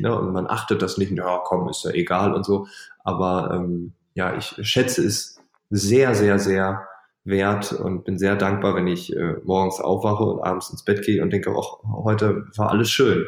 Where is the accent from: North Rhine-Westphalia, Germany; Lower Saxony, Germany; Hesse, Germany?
Lower Saxony, Germany; East Frisia; ich bin Ostfriese